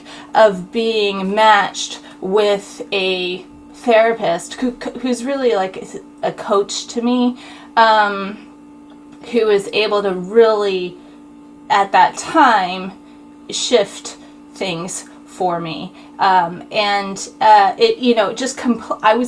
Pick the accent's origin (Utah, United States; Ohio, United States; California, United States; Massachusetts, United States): Utah, United States; also born or lived in Texas; I was born in Texas. I was raised in Utah.